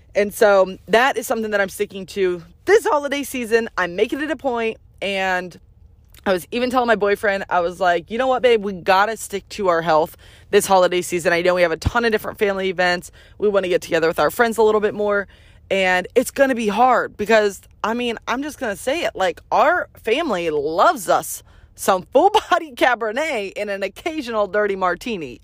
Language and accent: English; Iowa, United States; now in Arizona, United States; I'm born and raised in Iowa